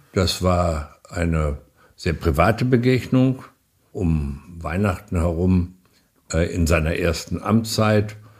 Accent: Germany; wir haben uns als Deutsche immer dafür eingesetzt

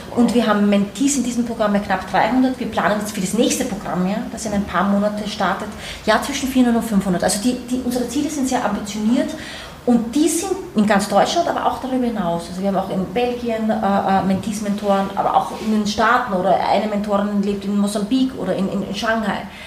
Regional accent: Austria; also born or lived in New York, United States; now in Berlin, Germany; ich komme ursprünglich aus Österreich, bin das Kind eines Österreichers, einer Brasilianerin, habe lange Zeit dementsprechend in Österreich gelebt

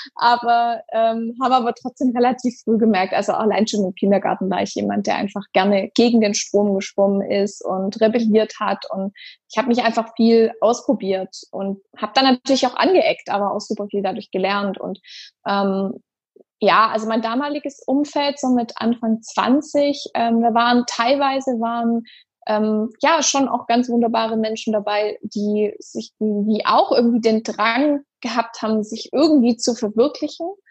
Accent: Stuttgart, Baden-Württemberg, Germany; in meiner Heimatstadt, wo ich gerne was zurückgeben möchte

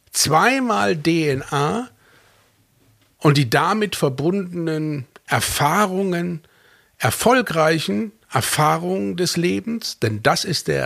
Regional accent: Fulda, Hesse, Germany; born there; also born or lived in Norway / United States; Denn ich bin in Deutschland geboren. So. Und jetzt? Jetzt sollte ich es mir aussuchen. Norwegen, Stavanger, Louisiana, New Orleans, Hessen, Fulda.

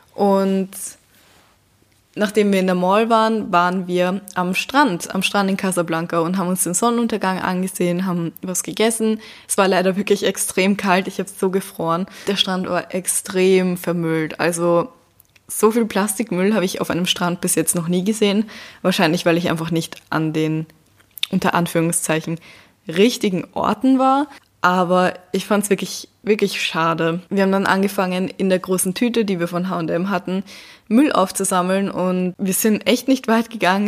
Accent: Vienna, Austria; hier bei uns in Wien

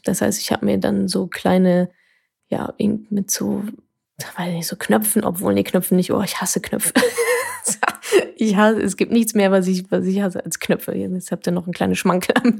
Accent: Ruhr area, North Rhine-Westphalia, Germany; ich komme aus dem Ruhrgebiet

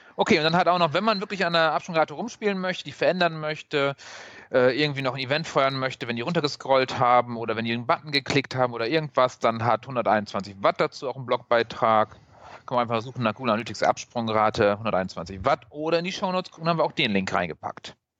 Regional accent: Northern Germany, Germany; now in Cologne, Germany; ich als Norddeutscher

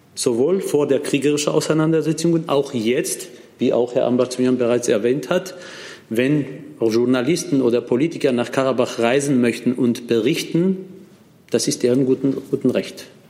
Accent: Armenia; als ein Armenier, der aus Armenien stammt

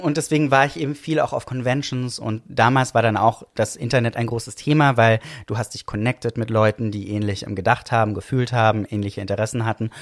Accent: Villingen-Schwenningen, Baden-Württemberg, Germany; moved away; ich bin geboren im Schwarzwald.

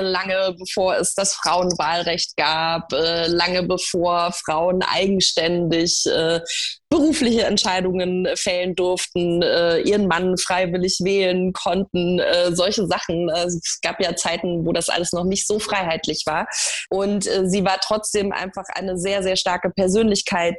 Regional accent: Munich, Bavaria, Germany; Ich bin in München geboren

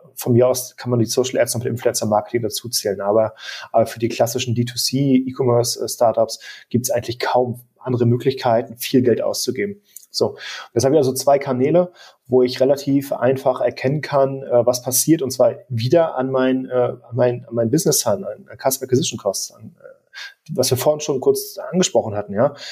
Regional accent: Germany

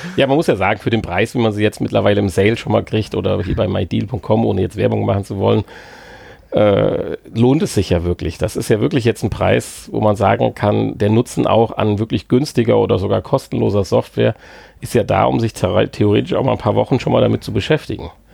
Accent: Germany; als Deutscher

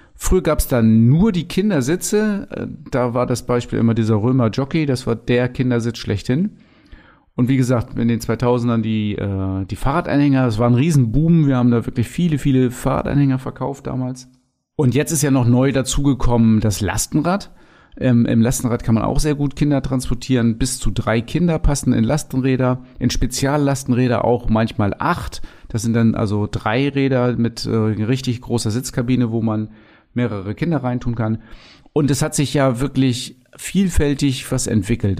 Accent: Lower Saxony, Germany; also born or lived in Cuxhaven; Bei uns in Niedersachsen

